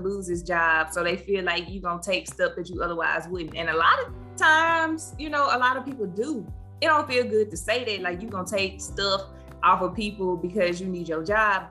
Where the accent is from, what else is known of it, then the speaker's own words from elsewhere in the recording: Cleveland, Mississippi, United States; I'm from Cleveland, lived there, raised there, went to school up until I went off to college